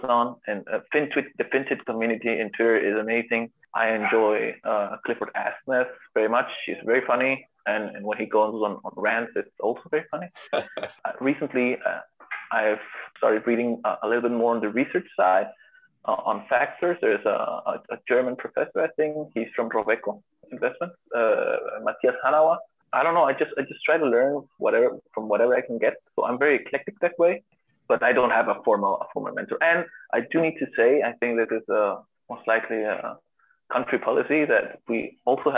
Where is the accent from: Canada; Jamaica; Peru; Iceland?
Peru